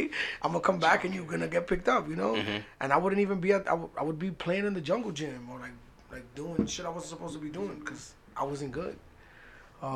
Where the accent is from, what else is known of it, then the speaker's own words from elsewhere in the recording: New York City, New York, United States; I'm from the Heights, born and raised.